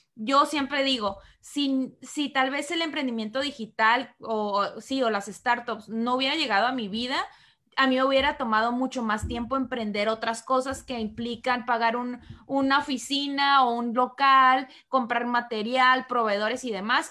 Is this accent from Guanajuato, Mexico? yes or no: no; Tijuana, Baja California, Mexico; yo soy de Tijuana